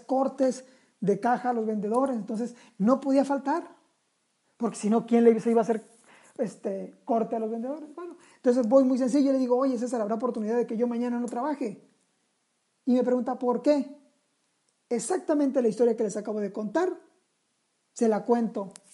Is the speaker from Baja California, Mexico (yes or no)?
no; Sinaloa, Mexico; Somos sinaloenses